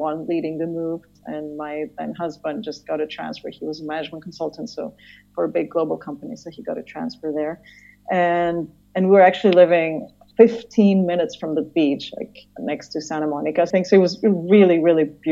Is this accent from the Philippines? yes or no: no; Greece; moved away as an adult; also born or lived in Cameroon / Cambridge, Massachusetts, United States / Paris, France / California, United States; now in Zurich, Switzerland; born in Cameroon, Africa, but my parents were both Greek, and I grew up in Greece